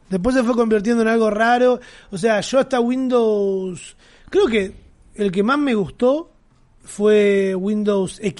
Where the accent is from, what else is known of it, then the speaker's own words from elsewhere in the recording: Argentina; soy italo argentino